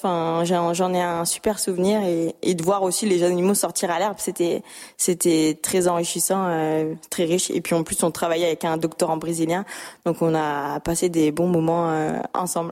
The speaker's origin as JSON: {"language": "French", "area": "Lorraine", "region": "Grand Est", "country": "France", "tie": "born or raised there", "moved": "yes", "said": "je suis originaire de Lorraine"}